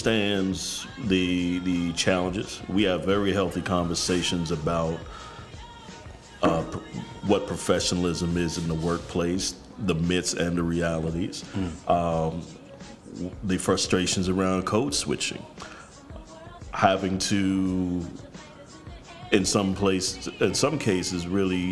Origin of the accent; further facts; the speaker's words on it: New York, United States; I'm from New York